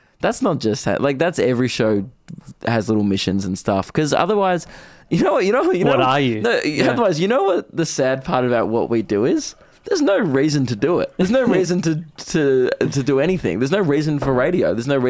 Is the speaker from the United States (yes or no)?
no; Diamond Creek, Victoria, Australia; everyone's like, where are you from? And I'm like, oh, Diamond Creek. And everyone's like, where's that?